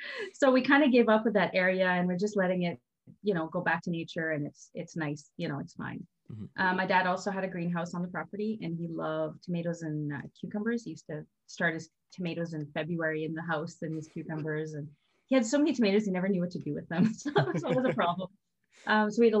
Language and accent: English; Canada; I'm French Canadian, so I do come from a family where, you know, my grandmother had like 14 kids.